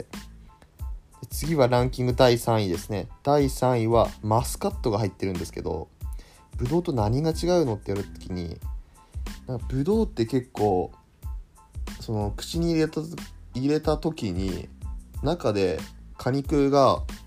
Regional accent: Aomori, Japan; moved away; 私の、まあ、出身がですね、青森県ということもあり

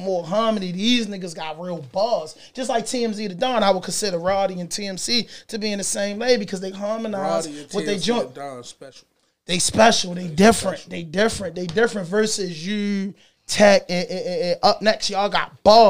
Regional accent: Baltimore, Maryland, United States; I'm from Park Heights, Lily Heights

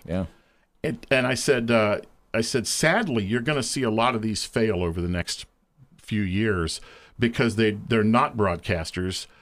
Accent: Lancaster, Ohio, United States; wound up back here in my hometown of Lancaster

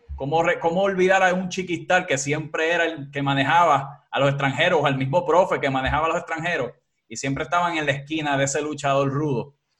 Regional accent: Puerto Rico; aquí en, Puerto Rico

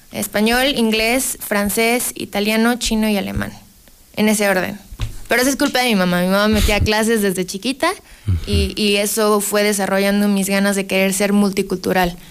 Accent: Aguascalientes, Mexico; yo vivo en Aguascalientes, yo soy de Aguascalientes

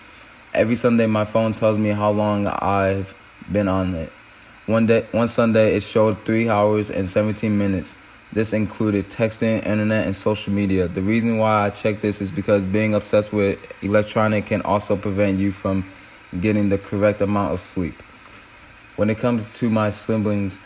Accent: Michigan, United States; growing up in Michigan

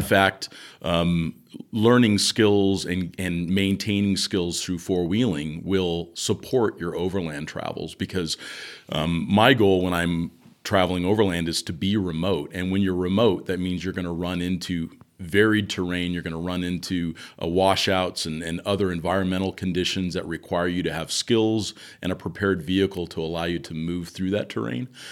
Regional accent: Southern California, United States; I grew up in Southern California

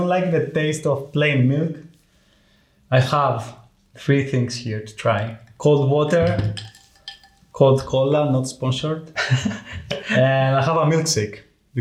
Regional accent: Greece; now in London, United Kingdom; I'm from Greece. I live in London now

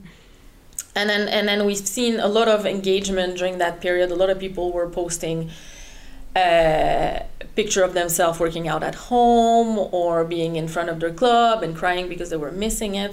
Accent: Canada; first language French; English is a second language; moved away as an adult; now in Netherlands; I'm actually Canadian, French Canadian, so French is my mother tongue

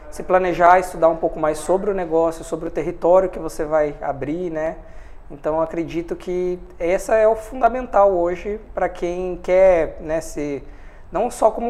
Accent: Foz do Iguaçu, Paraná, Brazil; escolhemos a cidade de Foz do Iguaçu, como eu já sou natural de Foz.

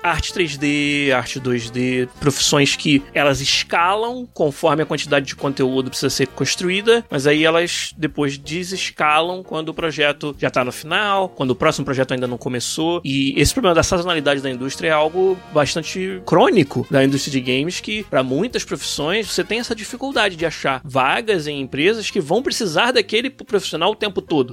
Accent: Rio de Janeiro, Brazil; moved away as an adult; also born or lived in Florianópolis; Eu e o Beraldo somos do Rio, como é o Arthur também

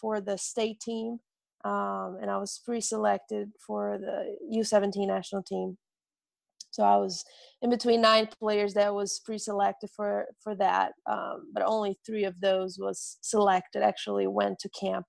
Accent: Brazil; English is a second language; moved away as an adult; now in Orlando, United States; I'm originally from Brazil. I grew up in Brazil

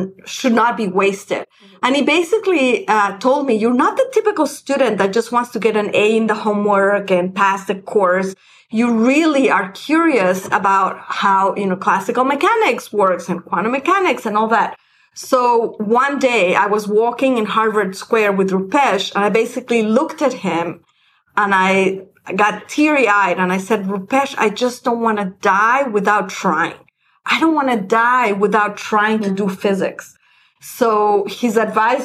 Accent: Mexico City, Mexico; moved away; I grew up in Mexico City

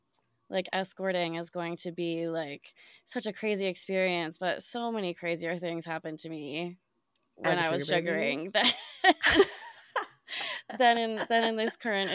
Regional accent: Midwest, United States; now in New York, United States; Yeah. So I grew up in the Midwest, came out to New York for school

